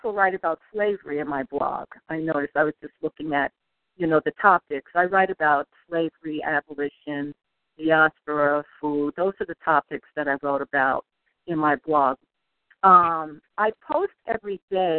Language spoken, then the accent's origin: English; New York City, New York, United States; moved away; also born or lived in Oakland, California; I grew up in New York, in Brooklyn, Harlem in Brooklyn